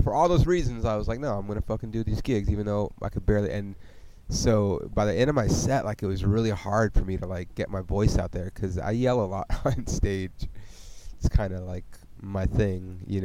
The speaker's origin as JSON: {"language": "English", "region": "California", "country": "United States", "also_born_or_lived": "Oklahoma", "said": "I'm from California"}